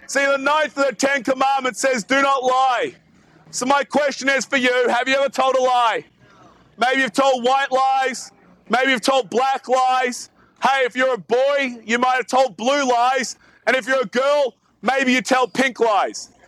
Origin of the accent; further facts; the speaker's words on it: Australia; As you can probably tell from my accent, I'm not actually from around here. I'm from way, way, way down south in Australia